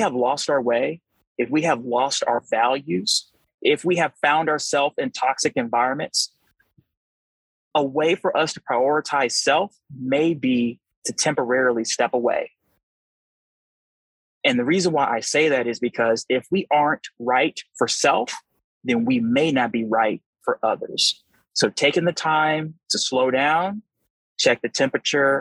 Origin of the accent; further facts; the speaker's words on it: St. Louis, Missouri, United States; I'm from St. Louis, Missouri.